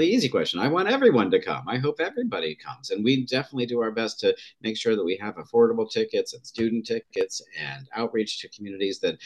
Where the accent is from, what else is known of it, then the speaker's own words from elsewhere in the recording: Oregon, United States; I grew up in Oregon